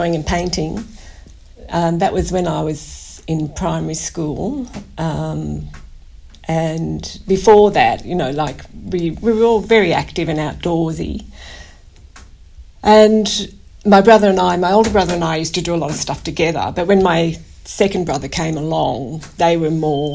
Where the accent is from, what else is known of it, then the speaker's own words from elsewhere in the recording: Narrabri, New South Wales, Australia; also born or lived in Goulburn; now in Canberra, Australia; I started growing up in Narrabri, which is in the central west, northwest of New South Wales.